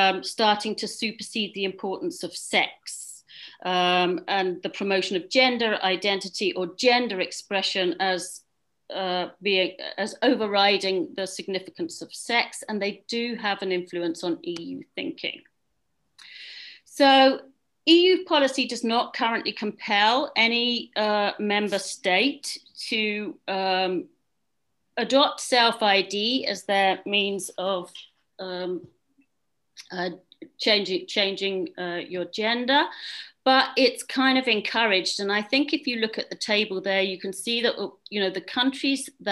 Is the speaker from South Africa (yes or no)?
no; England, United Kingdom; moved away as an adult; also born or lived in Scotland / Netherlands; now in Belgium; I came to Belgium in 2006. I grew up in England.